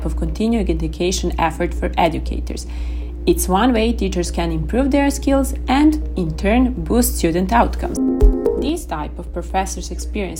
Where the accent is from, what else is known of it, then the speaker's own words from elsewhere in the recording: Serbia; from Serbia, assistant professor at the Faculty of Economics and Business, University of Belgrade